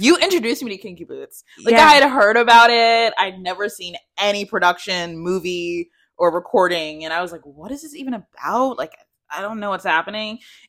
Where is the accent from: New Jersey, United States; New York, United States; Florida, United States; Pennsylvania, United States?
New York, United States; Long Island; I'm from Long Island.